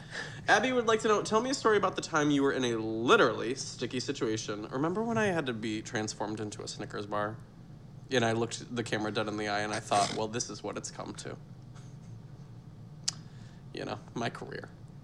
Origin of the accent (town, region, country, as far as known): Michigan, United States; born or raised there